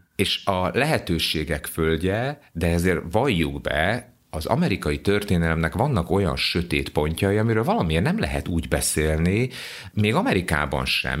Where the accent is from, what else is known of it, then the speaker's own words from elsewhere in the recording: Hungary; Gyoszó Jungaró, vagyis hogy magyar vagyok